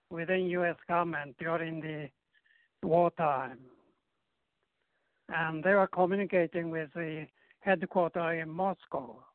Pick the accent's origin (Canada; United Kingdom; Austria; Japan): Japan; moved away; also born or lived in Korea; I was born in Korea from mm-hmm. Japanese parents.